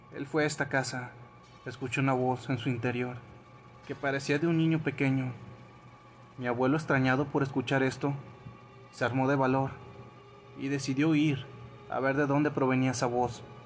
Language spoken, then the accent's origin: Spanish; Ecuador; soy de Ecuador.